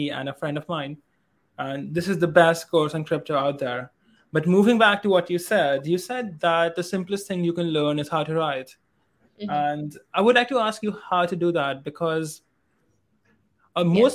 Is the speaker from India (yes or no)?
yes; India; I am an Indian guy